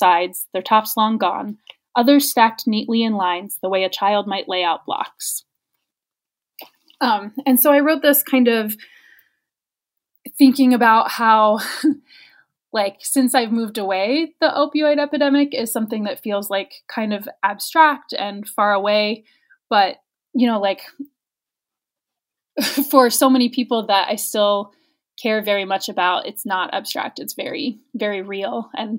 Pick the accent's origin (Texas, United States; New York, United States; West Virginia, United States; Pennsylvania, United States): West Virginia, United States; now in California, United States; You know, it's interesting being here in California and the way that people respond when they find out I'm from West Virginia, and because they make assumptions when they, obviously they can see that I left. I don't really have an accent anymore.